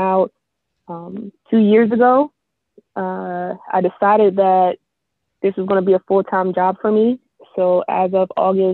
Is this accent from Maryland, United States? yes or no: yes; Maryland, United States; moved away as an adult; now in Florida, United States; I'm originally from Maryland, and I moved down to Florida about 7 years ago.